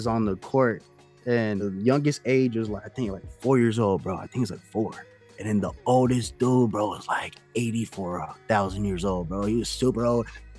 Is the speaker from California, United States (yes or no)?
yes; California, United States; also born or lived in Germany / Japan; I lived in, like, Japan. I lived in a lot of places. But home to me, though. Home is like California. I was born in California. Like every summer you'll see me in Cali.